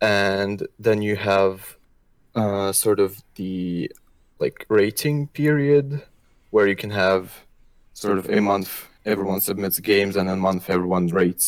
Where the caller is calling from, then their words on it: Brussels, Brussels-Capital Region, Belgium; I'm calling in from Brussels, Belgium.